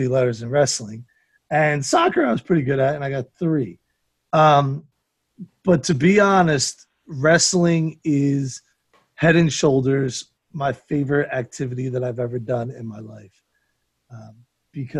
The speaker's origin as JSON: {"language": "English", "country": "United States", "said": "I'm not English, American"}